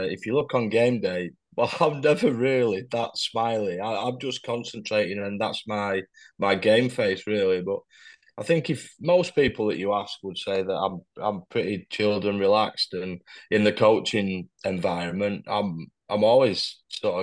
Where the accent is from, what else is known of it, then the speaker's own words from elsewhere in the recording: Pontefract, Yorkshire and the Humber, United Kingdom; also born or lived in Ackworth, West Yorkshire / Fitzwilliam; we ended up settling in Pontefract. So I spent a lot of time sort of as I was growing up in that area.